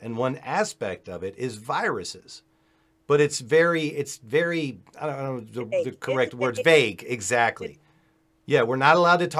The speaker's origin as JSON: {"language": "English", "region": "Virginia", "country": "United States", "said": "I'm from Virginia"}